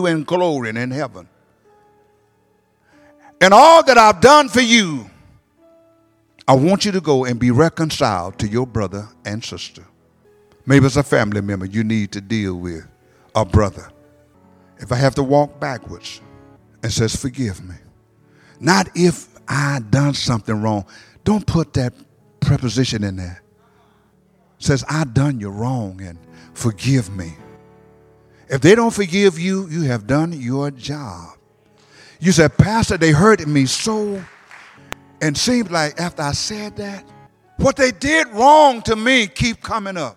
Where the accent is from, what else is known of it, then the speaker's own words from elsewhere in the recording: Detroit, Michigan, United States; I'm from Detroit